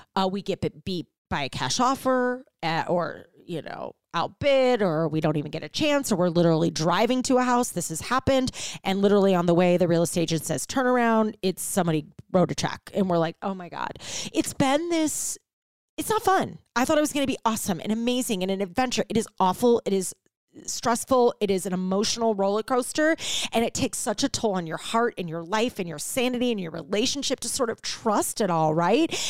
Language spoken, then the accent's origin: English; St. Louis, Missouri, United States; moved away as an adult; also born or lived in Chicago; now in Ohio, United States; I'm a Midwest girl, born and raised in Saint Louis